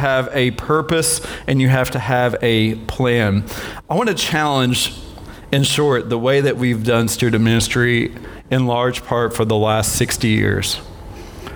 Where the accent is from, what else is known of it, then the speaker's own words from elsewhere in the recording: Maryville, United States; Maryville, at my hometown